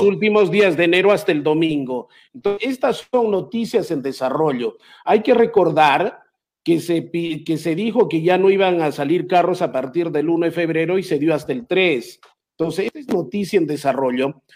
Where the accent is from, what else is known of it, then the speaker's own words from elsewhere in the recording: Peru; mi país